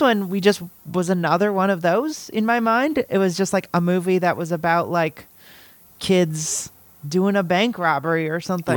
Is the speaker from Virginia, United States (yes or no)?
no; Los Angeles, California, United States; moved away; I grew up in Los Angeles